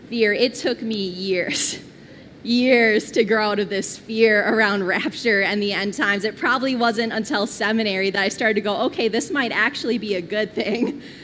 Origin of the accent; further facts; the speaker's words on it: Twin Cities, Minnesota, United States; I grew up here in the Twin Cities